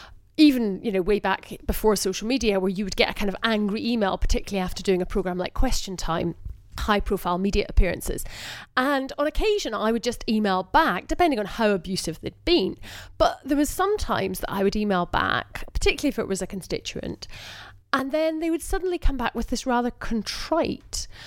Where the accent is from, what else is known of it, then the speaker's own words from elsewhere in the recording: Scotland, United Kingdom; as a Scottish MP